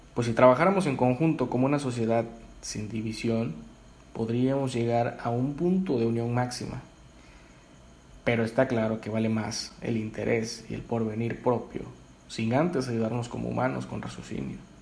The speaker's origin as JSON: {"language": "Spanish", "country": "Mexico", "said": "todos somos mexicanos"}